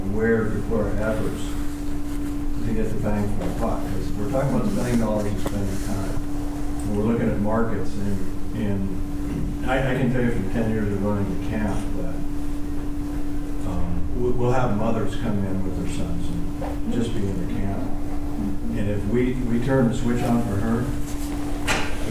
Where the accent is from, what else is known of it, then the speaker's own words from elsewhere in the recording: the West, United States; I come from the West